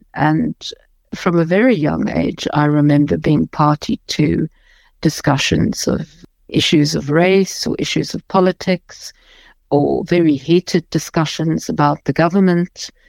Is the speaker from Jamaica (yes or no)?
no; South Africa; first language English; I'm a white South African and I'm English speaking